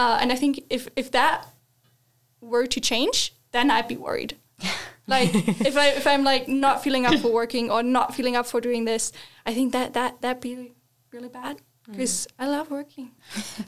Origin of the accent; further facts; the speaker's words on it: Northern Germany, Germany; I grew up in Germany in the northern part